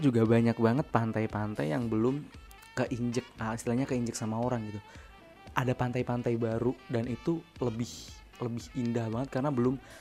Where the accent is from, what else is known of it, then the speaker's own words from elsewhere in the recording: Jakarta, Indonesia; now in Yogyakarta, Indonesia; asal asal gue dari Jakarta, Jakarta. gue lahir di Jakarta